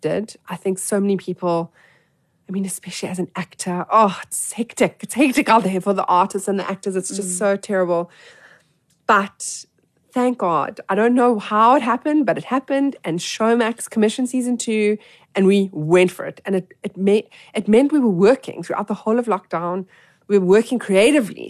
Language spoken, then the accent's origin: English; Johannesburg, Gauteng, South Africa; I grew up in Joburg